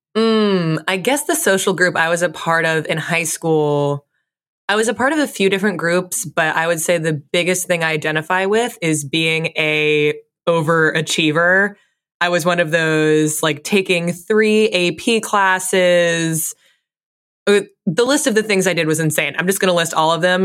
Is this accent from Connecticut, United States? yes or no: yes; Fairfield, Connecticut, United States; I grew up in Fairfield, Connecticut